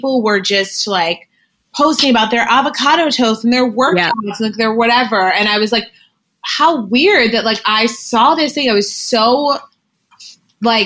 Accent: Greenwich, Connecticut, United States; I grew up in Greenwich, Connecticut

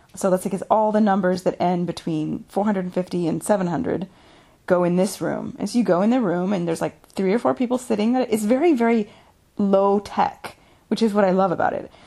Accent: United States; now in Italy

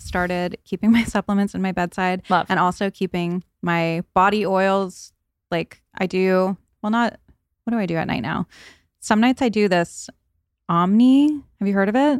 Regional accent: New England, United States; I grew up in New England where it was cold during the winters

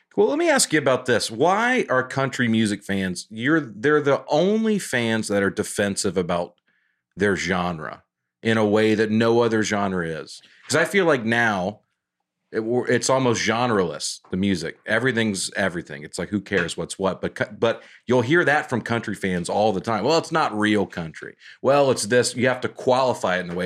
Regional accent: Alabama, United States; now in Nashville, United States; growing up in Alabama

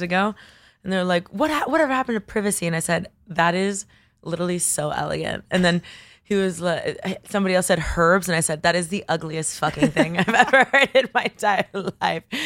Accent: Coral Gables, Florida, United States; also born or lived in Bogota, Colombia; now in New York, United States; I grew up in, at Coral Gables, but Miami is extremely diverse

